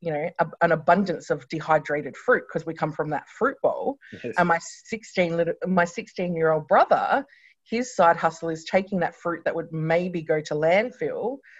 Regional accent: Renmark, South Australia, Australia; I grew up in regional South Australia. My parents Runmark, so in the Riverland.

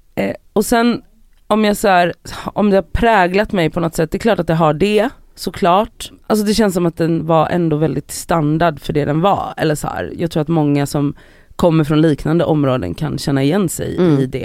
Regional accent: Gothenburg, Västra Götaland, Sweden; jag är då uppvuxen i Biskopsgården i Göteborg

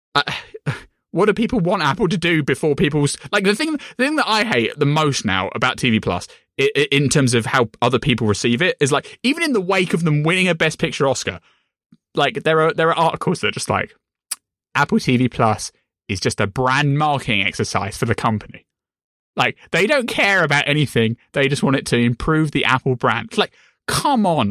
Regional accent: United Kingdom; me as a British person

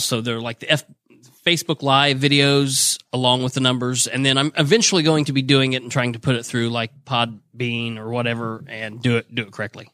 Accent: Muncie, Indiana, United States; I was born and raised in Muncie

